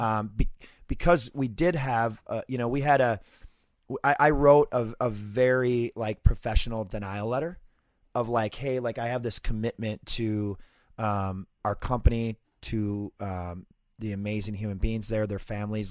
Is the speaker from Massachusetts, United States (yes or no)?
no; Fridley, Minnesota, United States; growing up in Fridley